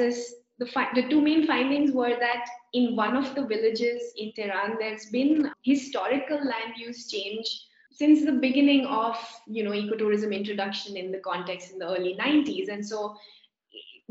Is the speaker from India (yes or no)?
yes; India; being Indian